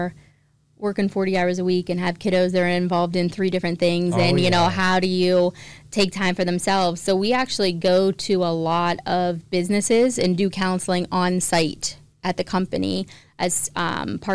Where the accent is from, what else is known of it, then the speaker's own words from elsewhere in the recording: East Palestine, Ohio, United States; East Palestine is my hometown